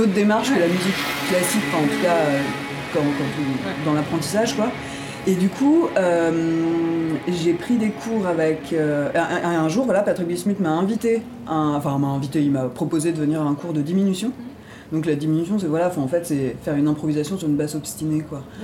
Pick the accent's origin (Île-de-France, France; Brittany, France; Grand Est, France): Grand Est, France; Ardennes; moi je suis originaire des Ardennes